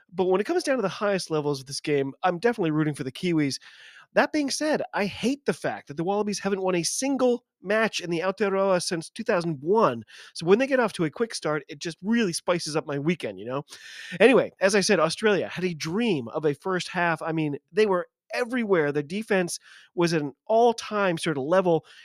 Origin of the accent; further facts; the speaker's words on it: United States; I'm an American